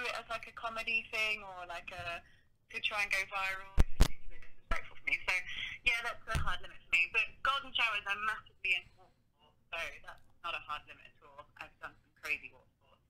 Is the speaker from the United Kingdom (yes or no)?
yes; United Kingdom; accent: British